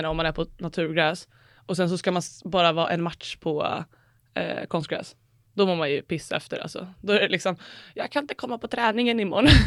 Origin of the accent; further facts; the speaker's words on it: Älta, Stockholm County, Sweden; Uh, men så jag kommer från Älta mm. och bodde där i tills jag var 12, 13, 14 då.